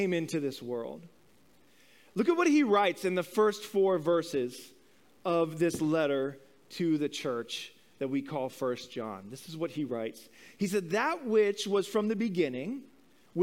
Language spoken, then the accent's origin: English; Midwest, United States; growing up in the Midwest of this country in the 80s